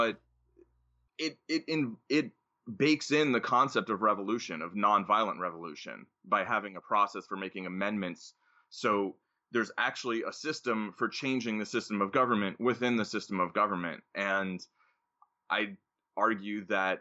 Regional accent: United States; I was born in the United States, and I live in the United States, and I've lived here most of my life

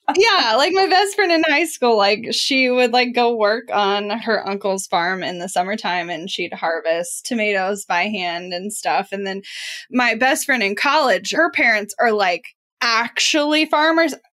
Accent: Midwest, United States; I am from the Midwest and have a lot of small town things that happen

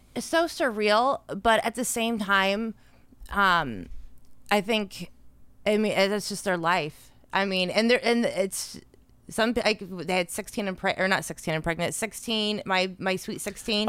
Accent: South Florida, United States; I went to a Christian school growing up in South Florida

